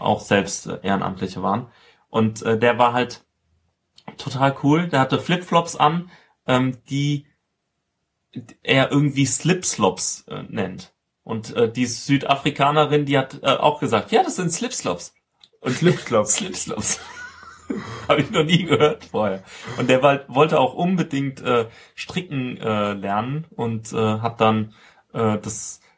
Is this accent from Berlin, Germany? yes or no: no; Rhineland-Palatinate, Germany; ich komme aus der Pfalz